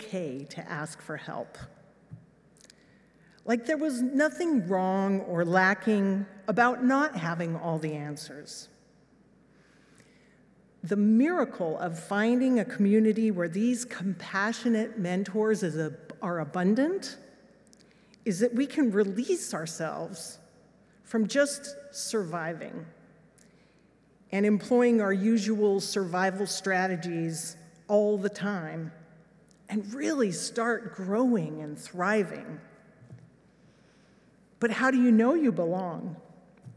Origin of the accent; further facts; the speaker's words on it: Los Alamos, New Mexico, United States; moved away; also born or lived in England; This was my hometown